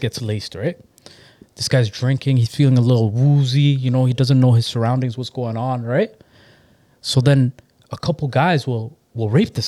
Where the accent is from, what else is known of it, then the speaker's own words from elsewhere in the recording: Mississauga, Ontario, Canada; also born or lived in Toronto; So I definitely grew up in, I grew up in the Acorn area, Mississauga Valley.